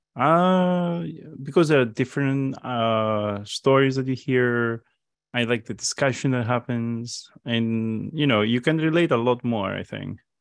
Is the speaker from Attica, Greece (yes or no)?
no; Crete, Greece; I'm from Crete.